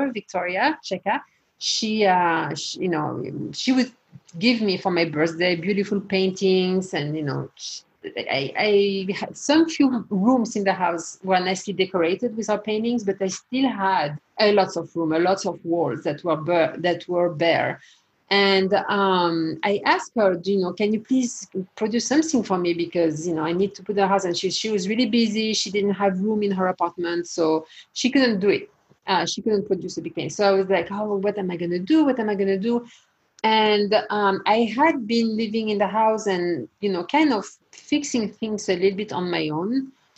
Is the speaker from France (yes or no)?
yes; France; moved away as an adult; now in United States; I was born and raised in France, and I left France when I was about 19 years old, came to the US